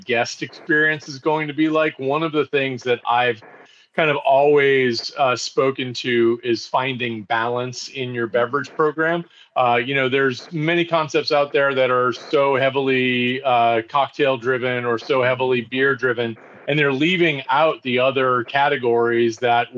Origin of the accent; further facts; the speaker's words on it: just outside of Boston, Massachusetts, United States; now in Pennsylvania, United States; I grew up just outside of Boston